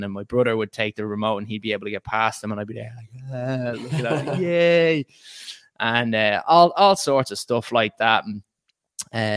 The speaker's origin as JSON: {"language": "English", "country": "Ireland", "tie": "born or raised there", "moved": "as an adult", "lives_now": "England, United Kingdom", "said": "I was born in Ireland and I first went to Mount Temple School"}